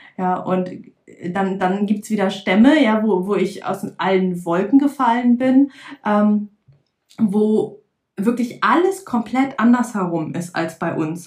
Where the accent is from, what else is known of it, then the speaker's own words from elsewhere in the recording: Lüneburg Heath, Lower Saxony, Germany; ich komme aus der Lüneburger Heide